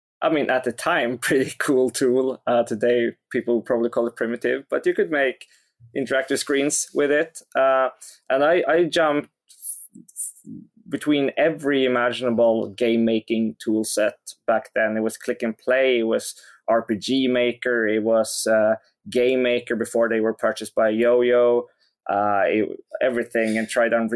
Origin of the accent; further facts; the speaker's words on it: Skövde, Västra Götaland, Sweden; English is a second language; it was in this huge city, which was more than 10 times bigger than my hometown, called Skövde.